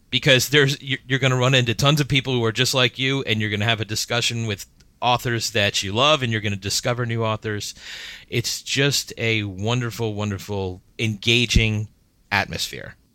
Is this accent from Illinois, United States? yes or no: no; Miami, Florida, United States; also born or lived in Washington, D.C.; now in Gaithersburg, United States; I grew up in Miami, Florida, then came up to D C, then Gaithersburg